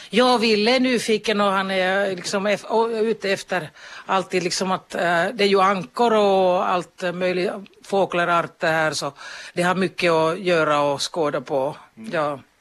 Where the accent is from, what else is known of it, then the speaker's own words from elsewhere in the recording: Kemi, Lapland, Finland; moved away as an adult; also born or lived in Jyväskylä / Stockholm / Kankaanpää / Kuopio; now in Kuni, Finland; jag är född i Kemi, mina föräldrar är från Jyväskylä